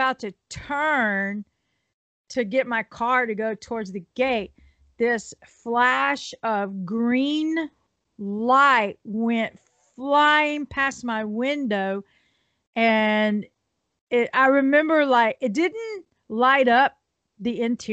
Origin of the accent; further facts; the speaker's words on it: Houston, Texas, United States; moved away as an adult; also born or lived in Bastrop, Texas; I was raised in Houston.